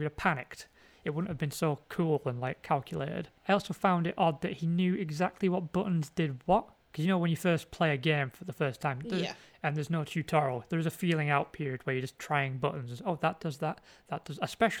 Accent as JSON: {"language": "English", "region": "North West England", "country": "United Kingdom", "said": "No, I am from Cumbria."}